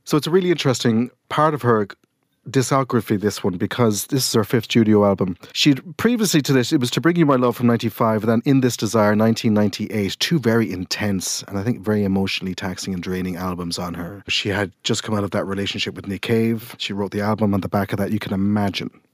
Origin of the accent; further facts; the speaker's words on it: Millstreet, Munster, Ireland; where I grew up in Mill Street